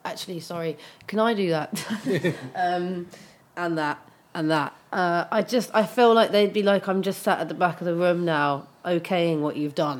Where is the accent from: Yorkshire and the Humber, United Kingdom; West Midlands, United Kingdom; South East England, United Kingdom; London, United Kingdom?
London, United Kingdom; growing up in Brixton